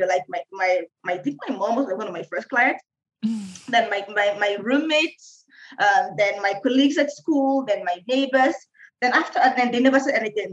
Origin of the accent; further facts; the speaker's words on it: Nigeria; now in Kenya; I'm Nigerian, yeah. I'm in Kenya